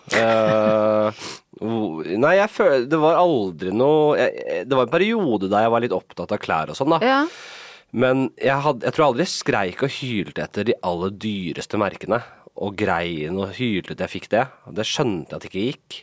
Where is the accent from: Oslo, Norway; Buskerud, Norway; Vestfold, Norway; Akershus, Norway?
Oslo, Norway; Jeg er jo fra Nordstrand selv